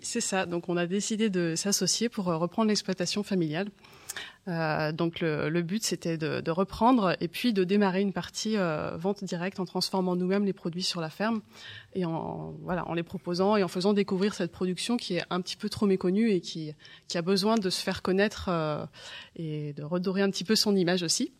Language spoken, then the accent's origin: French; Janzé, Brittany, France; also born or lived in Rennes; je suis née à Rennes. Euh, j'ai grandi à Janzé sur l'exploitation familiale.